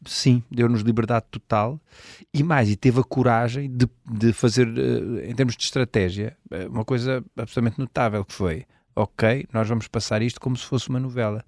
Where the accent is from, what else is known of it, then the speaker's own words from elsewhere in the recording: Évora, Alentejo, Portugal; now in Lisbon, Portugal; eu já vivo há mais tempo em Lisboa do, do que, que, vivi em Évora. Mas, mas sou eborense de gema